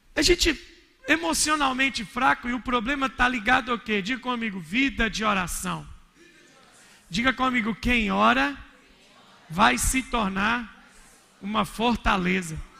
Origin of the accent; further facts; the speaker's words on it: Minas Gerais, Brazil; sou mineiro